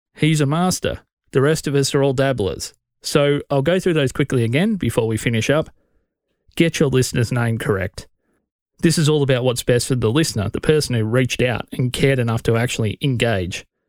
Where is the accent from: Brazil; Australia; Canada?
Australia; as an Australian podcast fan